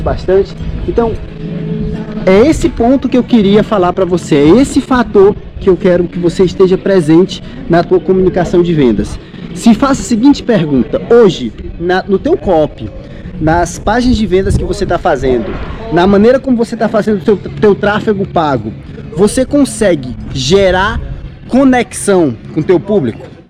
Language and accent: Portuguese; Ceará, Brazil; vocês são de onde? Aí eu falei, ah, Ceará